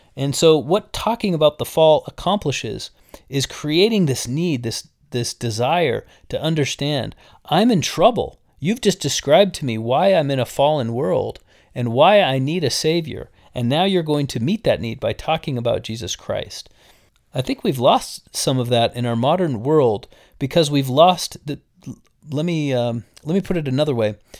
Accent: Las Vegas, Nevada, United States; having grown up in Las Vegas

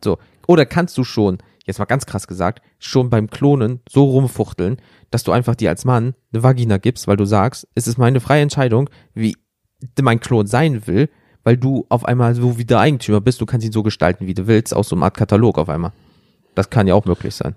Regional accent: Rhineland, Germany; wir kommen ja aus dem Rheinland

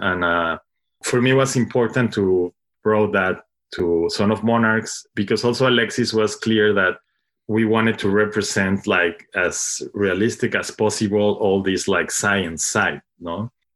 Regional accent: Mexico; English is a second language; moved away as an adult; now in Brooklyn, United States; I'm, I'm from Mexico, but I moved, like, around ten years to Brooklyn

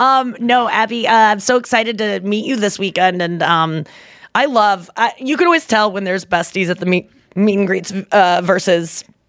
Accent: Ontario, Canada; I'm from Canada. Close to Niagara Falls, another cute place.

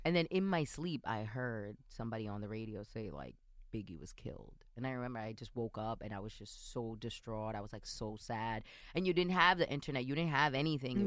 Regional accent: New York City, New York, United States; born or raised there

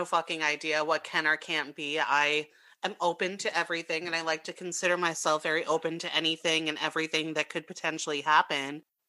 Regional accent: New York City, New York, United States; I grew up in Brooklyn.

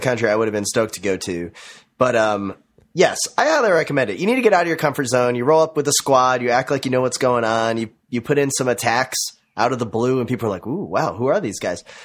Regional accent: Minnesota, United States; growing up in the Minnesota cycling scene

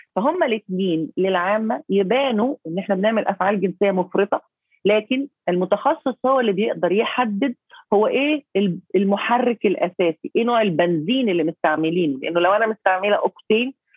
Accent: Egypt; عندنا في مصر

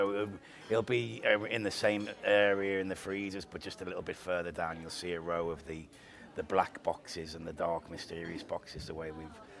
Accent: Liverpool, North West England, United Kingdom; now in United States; Liverpool in England.

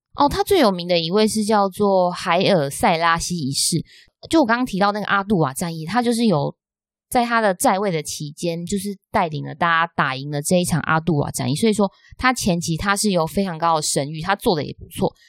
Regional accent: Taiwan; 我们台湾人

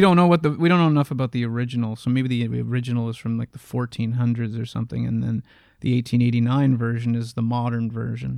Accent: Canada; we are both Canadian

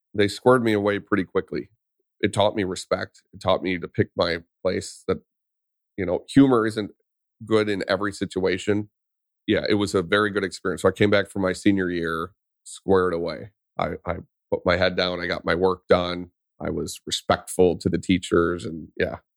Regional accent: Vadnais Heights, Minnesota, United States; I grew up in Vadnus Heights, Minnesota, which is just north of Saint Paul

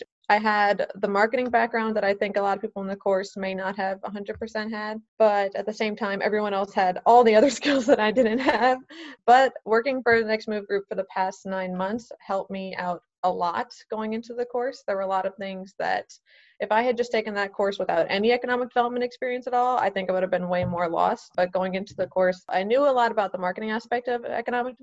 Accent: New Orleans, Louisiana, United States; also born or lived in Mississippi; I grew up in New Orleans. I was actually born in Mississippi

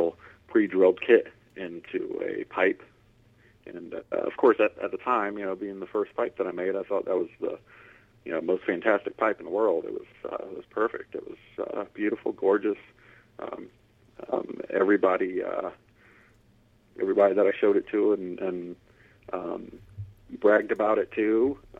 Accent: Lakeland, Florida, United States; I grew up right here in Lakeland, Florida, where I live now.

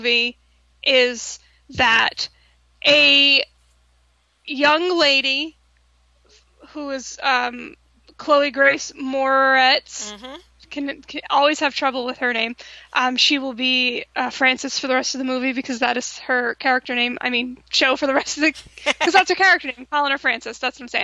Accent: New England, United States; moved away; also born or lived in New York; I am originally from New England

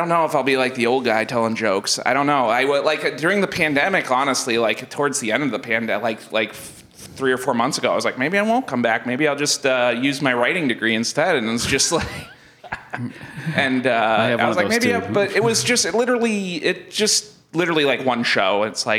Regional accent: Portland, Maine, United States; when we moved from Mundroy Hill to Deering Center

